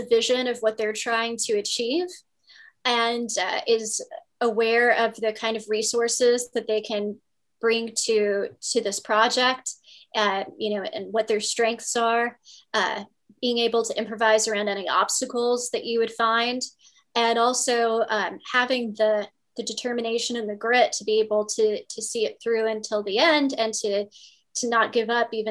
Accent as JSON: {"language": "English", "region": "Virginia", "country": "United States", "tie": "born or raised there", "said": "I grew up in Virginia"}